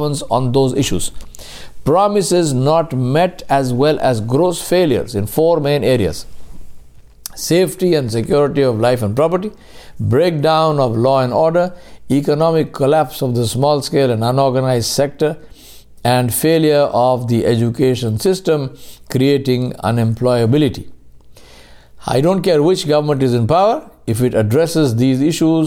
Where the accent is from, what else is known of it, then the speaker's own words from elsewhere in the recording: India; Being Indian meant that I was equal to every other Indian